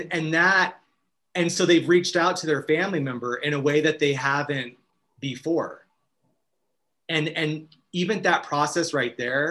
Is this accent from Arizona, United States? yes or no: yes; Arizona, United States; now in Los Angeles, United States; as a young child in Arizona.